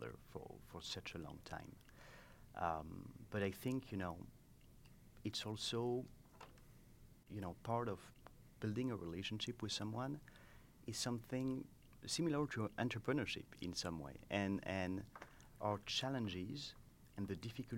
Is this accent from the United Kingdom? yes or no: no; France; English is a second language; moved away as an adult; now in United States; as you can hear at my accent, I'm not from here. I come from France.